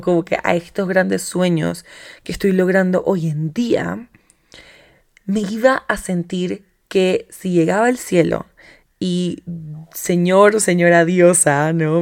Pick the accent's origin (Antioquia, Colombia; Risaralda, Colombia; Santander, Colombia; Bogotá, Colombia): Bogotá, Colombia; soy bogotana, ya digo marica